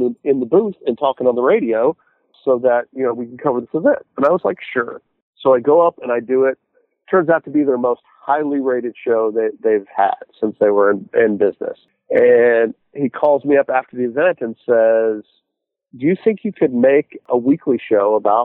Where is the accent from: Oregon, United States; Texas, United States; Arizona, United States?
Arizona, United States; moved away; also born or lived in Indiana; I grew up in Arizona